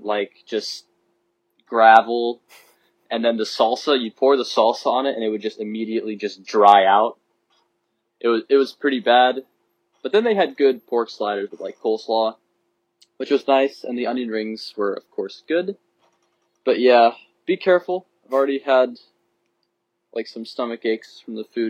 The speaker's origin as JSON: {"language": "English", "town": "Phoenix", "region": "Arizona", "country": "United States", "moved": "as an adult", "lives_now": "Berkeley, United States", "said": "being from Phoenix, Arizona"}